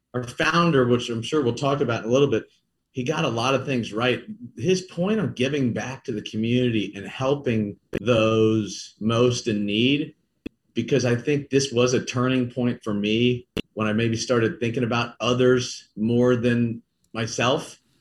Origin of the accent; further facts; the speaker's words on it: Kansas City, Missouri, United States; also born or lived in St. Louis; I'm from Kansas City. So to get to come home to Kansas City